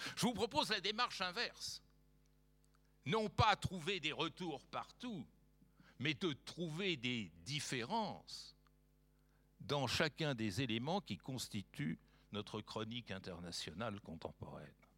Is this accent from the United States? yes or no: no; France; en tant que Français